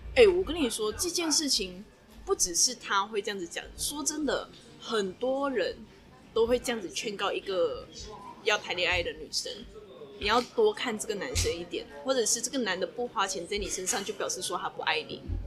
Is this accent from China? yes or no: no; Malaysia; now in Taiwan; 我一个马来西亚人